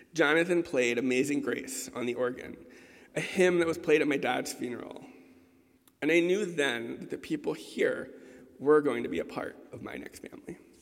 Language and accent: English; Baltimore, Maryland, United States; growing up in the Episcopal Church in Baltimore